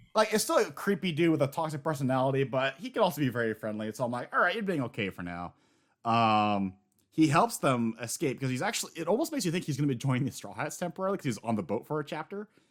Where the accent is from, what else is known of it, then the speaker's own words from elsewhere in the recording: United States; as an American